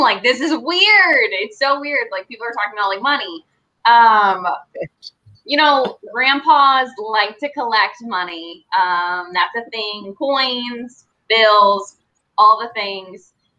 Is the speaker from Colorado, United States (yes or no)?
no; Georgia, United States; I'm from Georgia